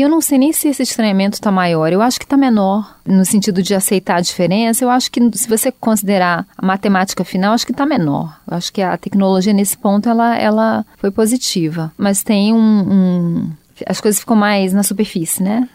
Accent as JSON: {"language": "Portuguese", "region": "Rio de Janeiro", "country": "Brazil", "moved": "yes", "said": "eu sou do Rio"}